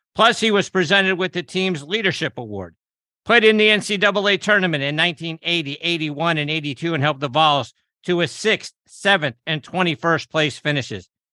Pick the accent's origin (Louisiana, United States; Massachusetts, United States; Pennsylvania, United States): Pennsylvania, United States; Pittsburgh; just down the road from my hometown of Pittsburgh